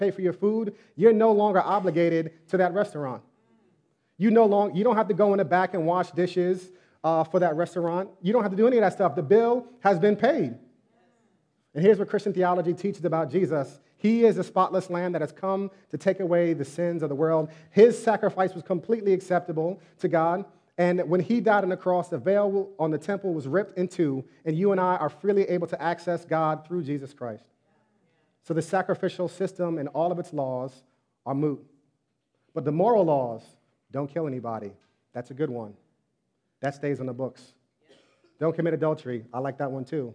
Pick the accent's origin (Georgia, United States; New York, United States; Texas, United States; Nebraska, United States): New York, United States; I was born in New York